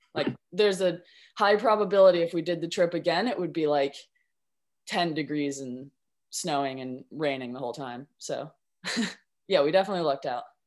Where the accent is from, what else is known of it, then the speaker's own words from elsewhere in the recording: Vermont, United States; moved away as an adult; now in New Zealand; I grew up in Vermont actually on the Mad River.